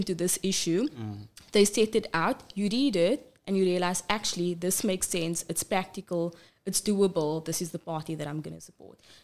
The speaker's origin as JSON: {"language": "English", "town": "Cape Town", "region": "Western Cape", "country": "South Africa", "tie": "born or raised there", "said": "I was born and bred in Cape Town, raised in Bishop Lavis and live in Alsies River"}